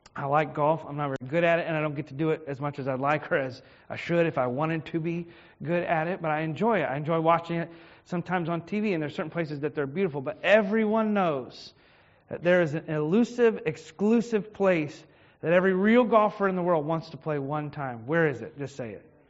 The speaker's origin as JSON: {"language": "English", "town": "Richmond", "region": "Virginia", "country": "United States", "tie": "born or raised there", "said": "I was born in Henrico Doctors, and, I, and I've lived in the Richmond area most of my life."}